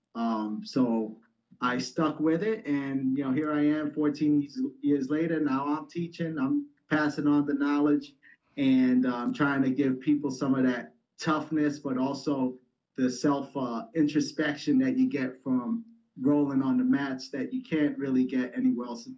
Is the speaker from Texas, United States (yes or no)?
no; New York City, New York, United States; I grew up in the Bronx in New York